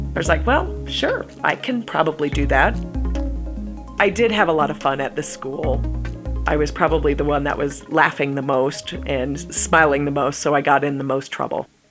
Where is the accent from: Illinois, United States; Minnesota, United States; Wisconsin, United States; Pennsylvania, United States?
Wisconsin, United States; Eau Claire; moved away; also born or lived in West Palm Beach, Florida; I'm from Eau Claire, Wisconsin